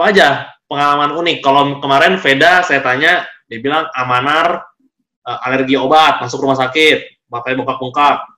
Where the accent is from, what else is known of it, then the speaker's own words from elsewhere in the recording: Medan, North Sumatra, Indonesia; kalau bahasa bahasa sebagai anak Medan nih Bahasa sulit